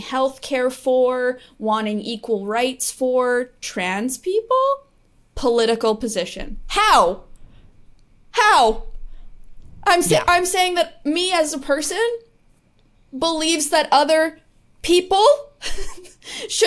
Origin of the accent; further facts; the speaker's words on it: Canada; I'm from Canada